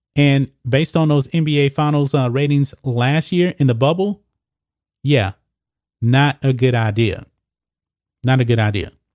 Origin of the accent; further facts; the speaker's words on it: United States; I'm an American